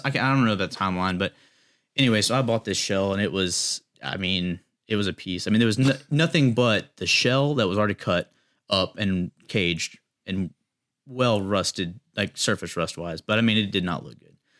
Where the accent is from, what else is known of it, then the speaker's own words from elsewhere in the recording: Chapel Hill, North Carolina, United States; I grew up in Chapel Hill